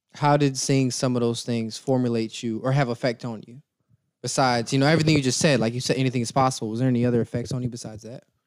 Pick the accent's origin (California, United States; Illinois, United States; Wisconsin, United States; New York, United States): Illinois, United States; Zion; from Zion, where I grew up at.